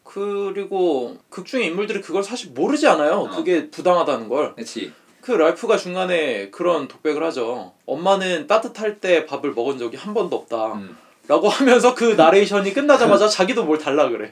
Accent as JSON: {"language": "Korean", "country": "South Korea", "said": "나는 한국 사람이고"}